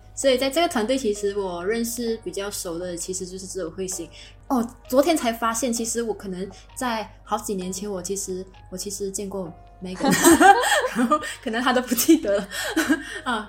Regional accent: Malaysia; moved away as an adult; now in Germany; 我今年十三岁。呃，然后我，我来自马来西亚的人。诶，现在我在德国读master

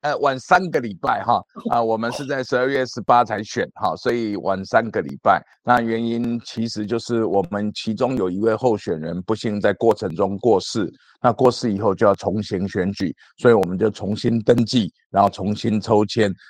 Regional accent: Chiayi, Chiayi City, Taiwan; 我是土生土长的嘉义人哈，从小在嘉义长大，然后就是念书、求学哈，然后，呃，出国，然后回国以后，呃，其实我第一个政治工作也是回到嘉义来哈，呃，当时是我到嘉义市来当这个，嘉义市的副市长

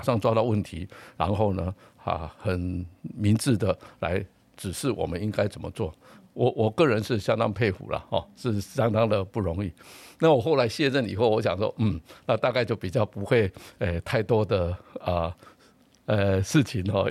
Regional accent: Taiwan; 也有很好的我们台湾人民的公共卫生的素养

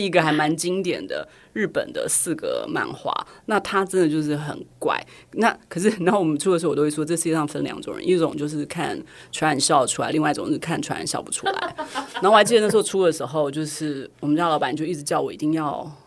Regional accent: Taiwan; 大家问你哪里来，你就说台湾来

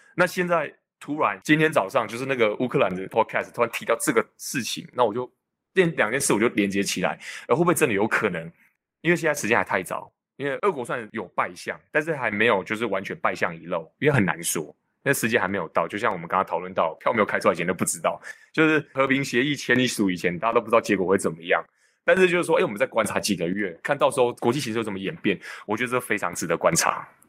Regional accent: Changhua County, Taiwan; moved away as an adult; 彰化是我自己出生的地方，那我觉得这个地方真的，毕竟是我长大的地方

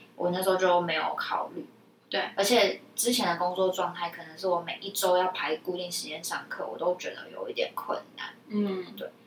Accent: Taipei, Taiwan; 台北就大众交通工具算方便啦

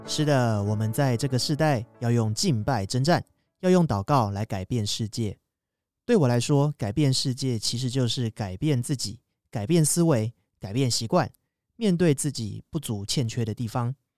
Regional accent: Kaohsiung, Taiwan; moved away as an adult; 未来打算就回高雄找工作

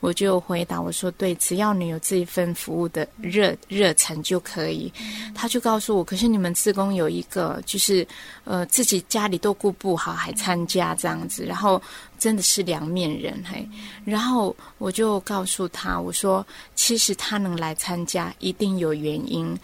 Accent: Orchid Island, Taitung County, Taiwan; moved away as an adult; 在我过去的童年哈，虽然是在蓝雨哈，从小在蓝雨长大的

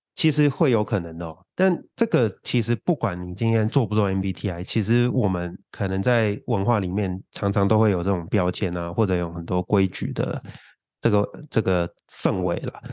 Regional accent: Hong Kong; 我在香港，香港长大

